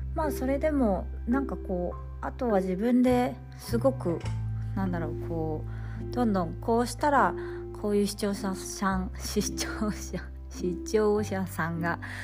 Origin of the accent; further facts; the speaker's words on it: Fukui, Japan; moved away as an adult; now in Sweden; 地元がやっぱり都会東京とか大阪ってわけではないので私は福井県